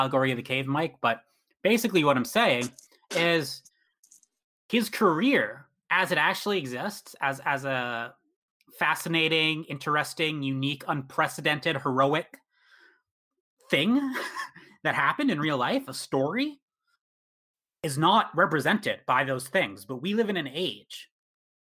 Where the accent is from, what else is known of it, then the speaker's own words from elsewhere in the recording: Canada; as a Canadian